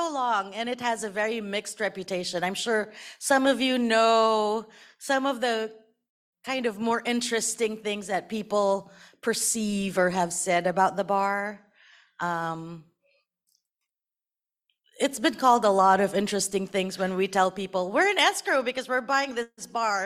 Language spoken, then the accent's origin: English; Philippines; I'm Filipino, and like most Filipinos, we're very Catholic growing up